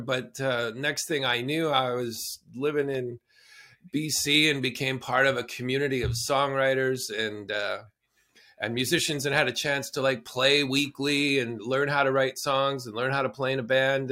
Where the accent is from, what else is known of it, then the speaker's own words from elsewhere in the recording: southern Alberta, Canada; moved away; I grew up in southern Alberta in traditional Blackfoot territory